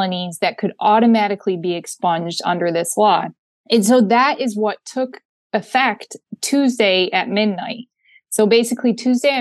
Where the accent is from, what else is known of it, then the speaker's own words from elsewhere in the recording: Linden, Michigan, United States; I grew up a little bit outside of Flint in Linden, so Genesee County